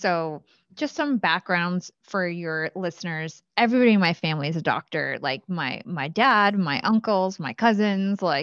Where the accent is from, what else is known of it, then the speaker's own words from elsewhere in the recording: Watchung, New Jersey, United States; I grew up in Watchung, New Jersey. So that's central Jersey.